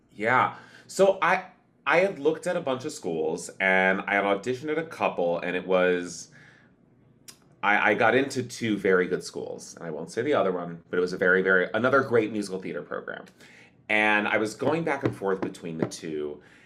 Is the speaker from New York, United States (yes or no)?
no; Cleveland, Ohio, United States; I grew up in Cleve, uh, outside of Cleveland, Ohio